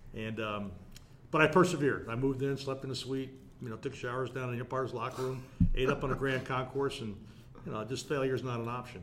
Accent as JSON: {"language": "English", "town": "South Orange", "region": "New Jersey", "country": "United States", "tie": "born or raised there", "said": "I was uh, born and raised in South Orange, New Jersey"}